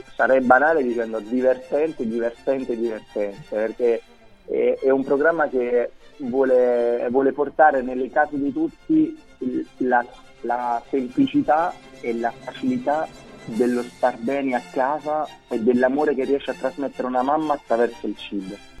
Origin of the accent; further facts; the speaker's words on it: Naples, Campania, Italy; essendo napoletano, e da buon napoletano